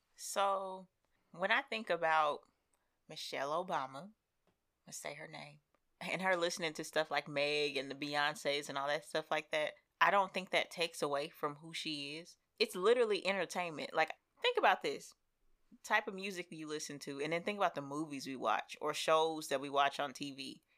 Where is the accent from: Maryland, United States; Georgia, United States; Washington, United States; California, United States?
Washington, United States; Seattle; I am from the West Coast and everybody makes the jokes about me being from Seattle